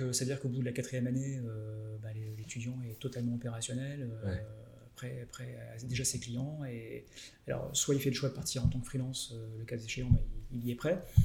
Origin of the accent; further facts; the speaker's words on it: Lille, Hauts-de-France, France; je suis Lillois